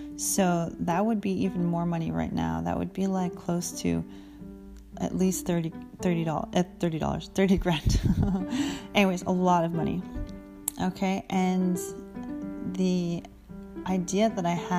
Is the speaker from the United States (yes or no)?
no; Canada; I'm a Canadian